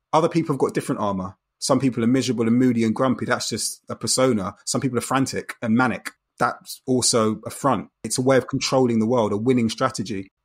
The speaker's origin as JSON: {"language": "English", "region": "London", "country": "United Kingdom", "tie": "born or raised there", "said": "Growing up in Brixton in the nineteen eighties and nineties, you have to remember straight away that contextually, you're in a very, very multicultural setting"}